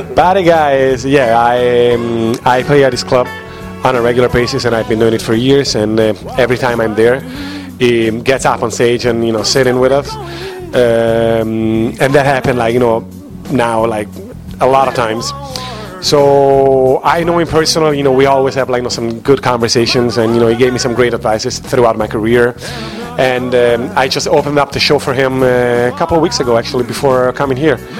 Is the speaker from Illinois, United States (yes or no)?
yes; Chicago, Illinois, United States; also born or lived in Rome, Italy; I'm from Chicago